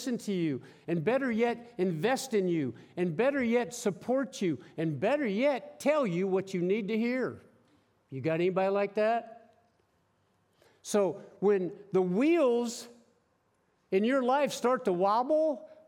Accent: Pennsylvania, United States; moved away as an adult; also born or lived in Kansas; when I was a kid growing up in Pennsylvania, in a blue-collar neighborhood where nobody even knew what college meant. Everybody worked at the steel mills and the cement mills.

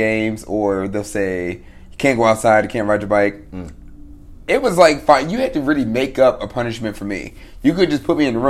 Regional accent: Fort Washington, Maryland, United States; Actually, no, I was born in Fort Washington, Maryland, really.

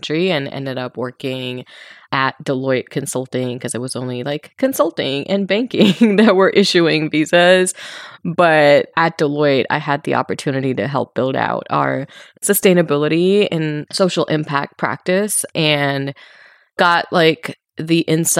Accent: Mumbai, Maharashtra, India; moved away as an adult; now in United States; So I was born and raised in Mumbai in India, and I moved to the US for college.

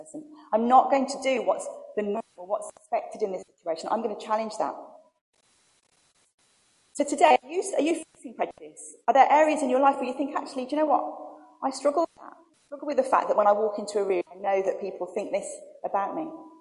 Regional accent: Birmingham, West Midlands, United Kingdom; I'm from Birmingham

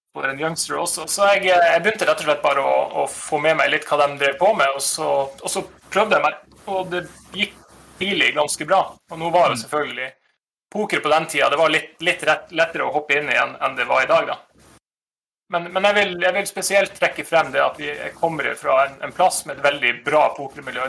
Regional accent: Nordreisa, Troms, Norway; moved away; der jeg kommer ifra, fra Nordreisa.

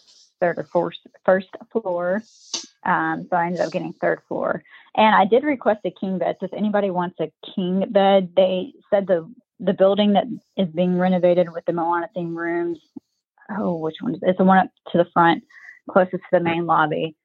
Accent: Mobile, Alabama, United States; moved away as an adult; now in Maryland, United States; I'm from Mobile.

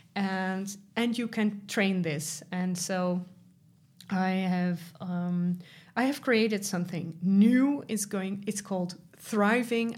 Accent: Netherlands; I'm from the Netherlands

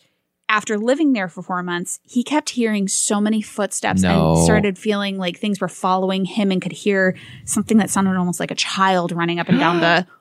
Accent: Park Rapids, Minnesota, United States; including one from my hometown paper of the Park Rapids Enterprise. Yes, go PR.

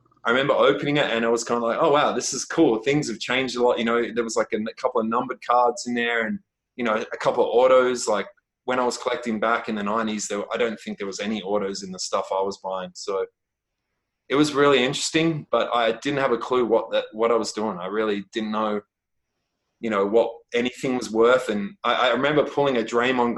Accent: Australia; I'm Australian

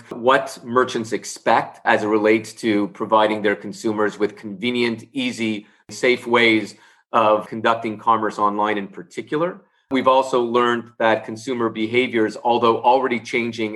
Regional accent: Canada; also born or lived in Montreal; I'm based in Canada, and as a Canadian

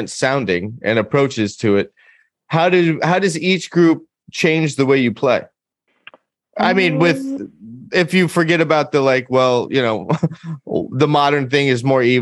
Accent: United States; as an American

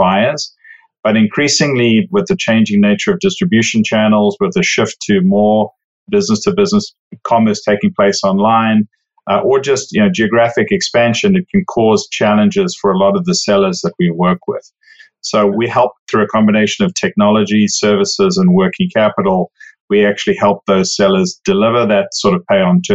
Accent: South Africa; moved away as an adult; now in Overland Park, United States; I actually, as you can probably tell from the accent, didn't grow up in the US. I grew up in South Africa.

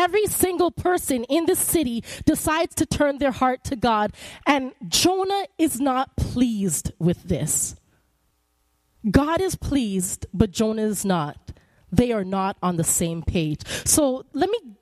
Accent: Canada; moved away; I'm Canadian

